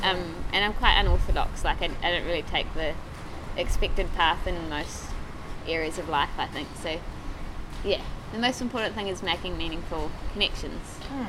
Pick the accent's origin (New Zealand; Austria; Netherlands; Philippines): New Zealand; Oh, yeah, I'm from New Zealand, yes. I've been told, actually, when I talk to people from home, that I sound Australian.